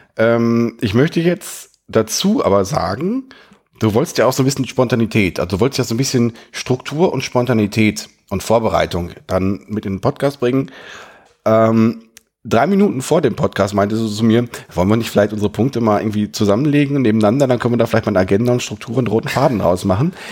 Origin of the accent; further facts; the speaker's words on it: Germany; als Deutscher